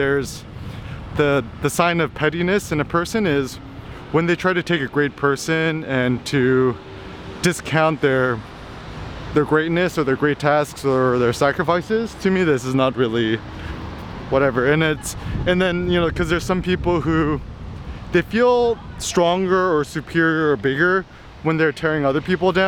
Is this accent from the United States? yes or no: yes; United States; being an American growing up in the 90s